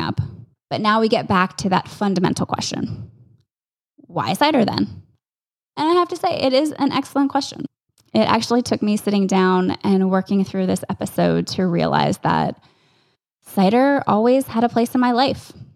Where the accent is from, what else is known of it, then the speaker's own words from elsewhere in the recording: Northern Virginia, United States; growing up in Northern Virginia in the suburbs of Washington, D C.